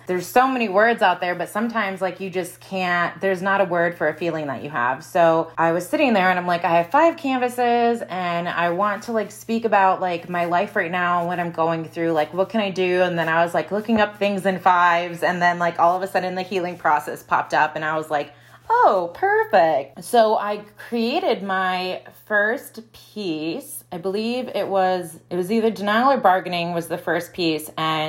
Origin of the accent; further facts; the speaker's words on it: Midwest, United States; I'm from the Midwest, so like old things, discarded things